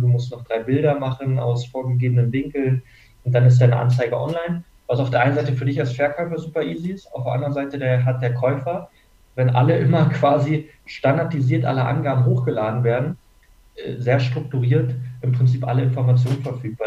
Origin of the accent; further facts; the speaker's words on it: Berlin, Germany; moved away as an adult; now in Munich, Germany; ich komme aus Berlin eigentlich und bin zum Studieren nach München gekommen